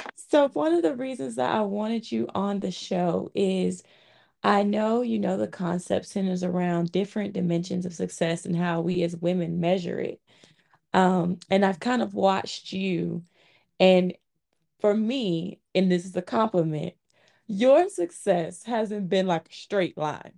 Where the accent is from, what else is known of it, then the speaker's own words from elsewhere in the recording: Montgomery, Alabama, United States; my hometown, Montgomery, Alabama